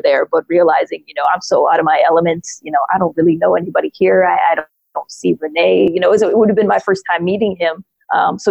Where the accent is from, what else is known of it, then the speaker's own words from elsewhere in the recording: near Detroit, Michigan, United States; I grew up near Detroit, so that's where I was living at the time